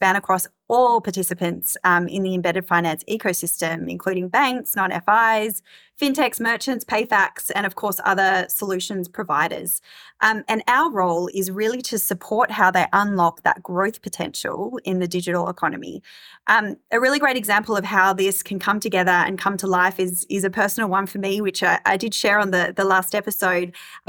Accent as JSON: {"language": "English", "country": "Australia", "moved": "yes", "lives_now": "Singapore", "said": "I moved to Singapore from Australia 12 months ago"}